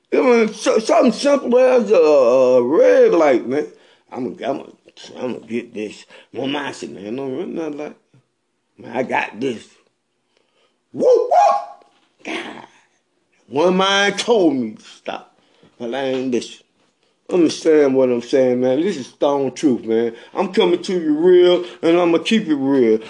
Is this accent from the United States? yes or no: yes; Bennettsville, South Carolina, United States; I'm from Bennettsville, South Carolina.